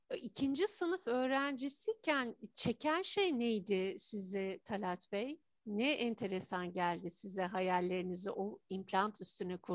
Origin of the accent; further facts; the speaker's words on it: Turkey; bir Türk olarak ben de gurur duyuyorum sizinle.